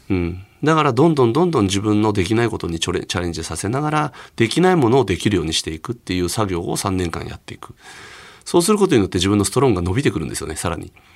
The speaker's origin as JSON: {"language": "Japanese", "region": "Hokkaido", "country": "Japan", "tie": "born or raised there", "also_born_or_lived": "Osaka / Aomori", "moved": "as an adult", "said": "北海道出身なので、うん、北海道で小学校や中学校時代に教わった先生方にね"}